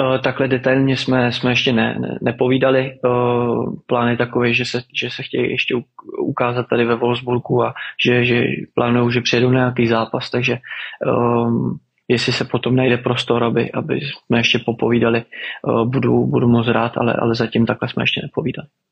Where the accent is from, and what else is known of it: Czechia; moved away; also born or lived in Netherlands